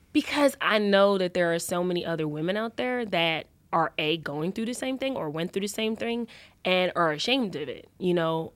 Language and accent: English; New York, United States; moved away as an adult; also born or lived in Los Angeles, United States; I always say I came from New York